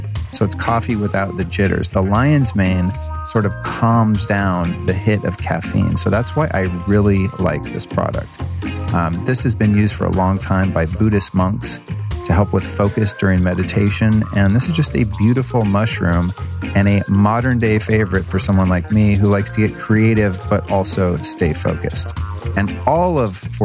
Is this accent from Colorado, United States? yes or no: yes; Denver, Colorado, United States; I was born in Denver, Colorado at 7:30 a.m.